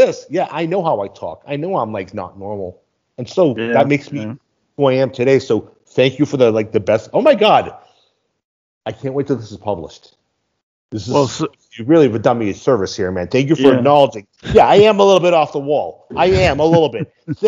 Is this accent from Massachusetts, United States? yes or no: yes; Boston, Massachusetts, United States; moved away as an adult; now in Mexico; I am from Boston, Massachusetts.